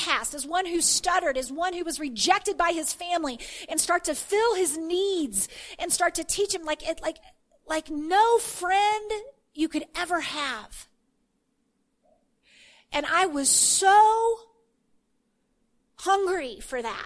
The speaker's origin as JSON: {"language": "English", "region": "Texas", "country": "United States", "tie": "born or raised there", "said": "I grew up in Texas in the Bible Belt in the 70s and 80s"}